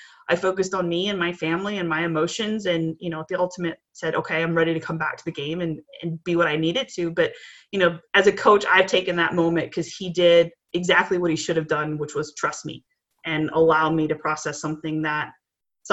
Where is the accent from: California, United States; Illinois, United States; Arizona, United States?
Illinois, United States; Chicago; I grew up in Chicago